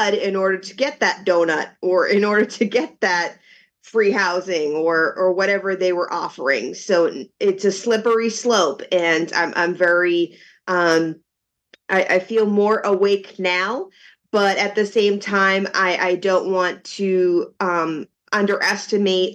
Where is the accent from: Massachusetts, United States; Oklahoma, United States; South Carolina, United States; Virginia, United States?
Massachusetts, United States; Boston; moved away as an adult; now in Florida, United States; I am from Boston